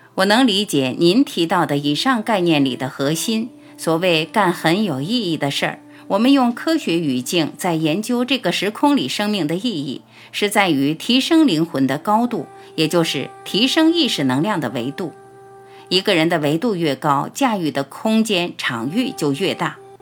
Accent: China; 我们中国人讲道义

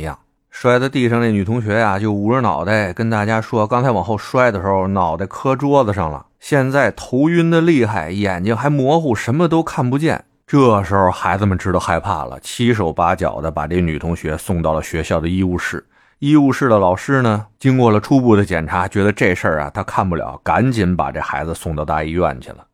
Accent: Beijing, China; 这仰巴咳嗽是我们北京一土话啊

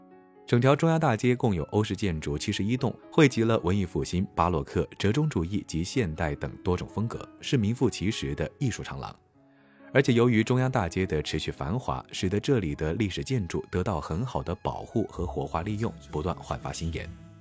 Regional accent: South China, China; 当看到这白雪皑皑的场景，作为南方人的…还是会激动不已。

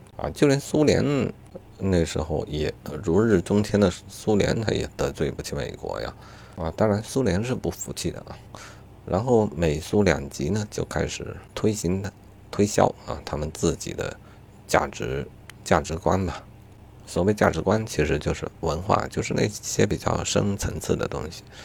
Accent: China; 作为中国人

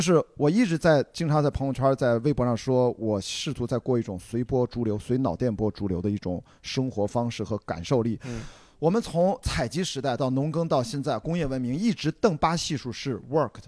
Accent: Qingdao, Shandong, China; moved away; 要不就都回青岛见

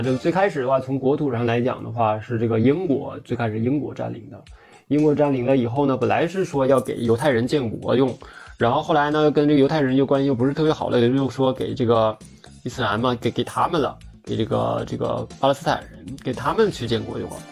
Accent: Northeast China, China; accent: Northeastern Mandarin; 我们东北话叫喘不住

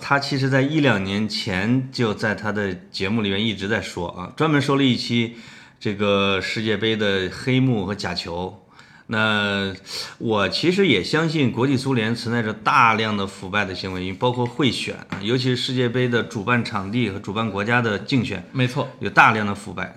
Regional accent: Henan, China; accent: Henan dialect; 在我们河南话里边也叫时运

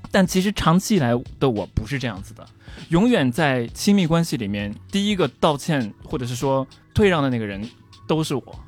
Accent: Tokyo, Japan; first language Chinese; also born or lived in Xi'an; 我长期生活的一个地方

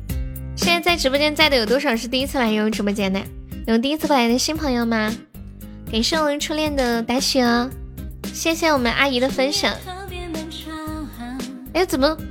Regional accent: northern China, China; 俺是中国人，就说这个俺字就知道肯定是北方的。

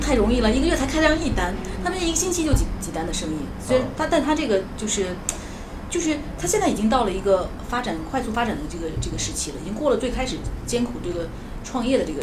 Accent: China; now in Australia; 作为我们中国人

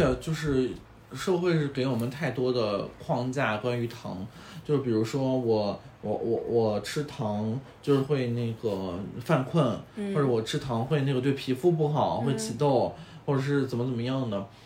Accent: China; 嗯，天哪，我觉得就是我们中国人其实对可乐的需求量没有欧美人那么

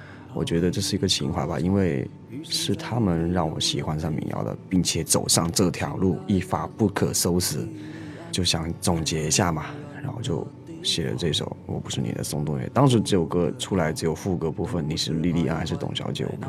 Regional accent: Fujian, China; accent: Taiwanese; 首先跟大家说声抱歉啊，天不怕地不怕，就怕福建人说普通话。我讲话有点台湾腔，大家一定要多多包涵，好吧？

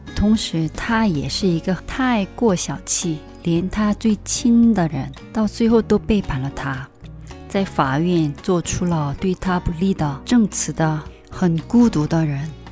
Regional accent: South Korea; Chinese is a second language; 作为一个韩国人

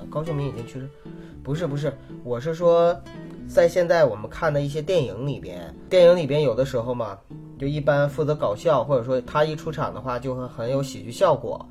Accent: Northeast China, China; 我也东北人嘛

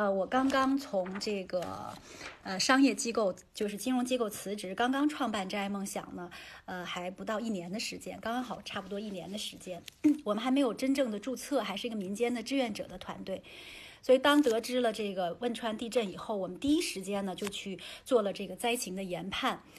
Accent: China; 那作为中国人，我们应该善待一线的这个医护人员

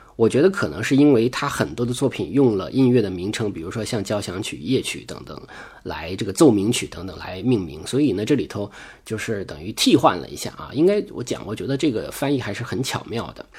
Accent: China; 我们中国人

